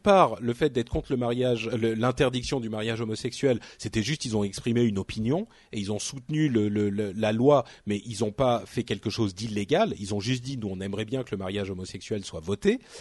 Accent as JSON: {"language": "French", "country": "France", "said": "en tant que Français"}